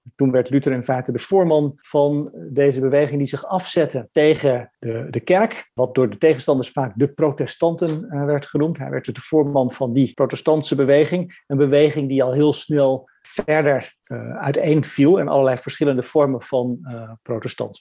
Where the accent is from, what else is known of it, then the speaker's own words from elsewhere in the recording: Franeker, Friesland, Netherlands; moved away as an adult; also born or lived in Harlingen / Leiden / Utrecht; ik ben geboren in Harlingen en ik ben getogen in Franeker